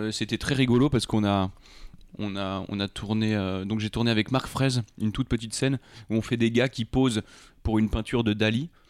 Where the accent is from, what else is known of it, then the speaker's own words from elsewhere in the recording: Rambouillet, Île-de-France, France; also born or lived in Trappes; Moi, je suis né à Trappe et ensuite j'ai été au lycée à Rambouillet, à Bascan.